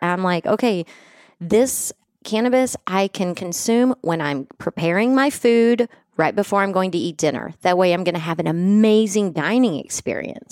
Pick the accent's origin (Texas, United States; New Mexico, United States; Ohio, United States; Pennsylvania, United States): Texas, United States; West; where I grew up in West Texas in the eighties